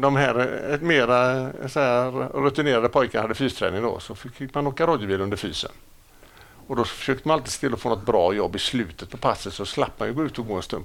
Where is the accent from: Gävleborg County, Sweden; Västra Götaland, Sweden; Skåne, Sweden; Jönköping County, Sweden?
Västra Götaland, Sweden; Gothenburg; also born or lived in Stockholm; jag är uppväxt i Gamlestan.